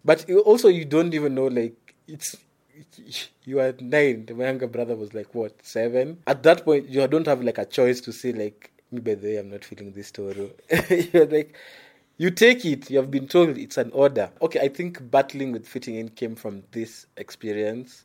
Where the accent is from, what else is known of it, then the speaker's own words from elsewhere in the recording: Nairobi, Kenya; I was from the Eastlands, literally from the ghetto